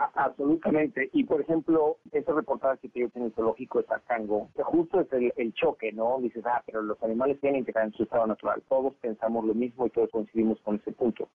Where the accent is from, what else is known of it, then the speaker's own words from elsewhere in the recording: Mexico; soy mexicano y hablo español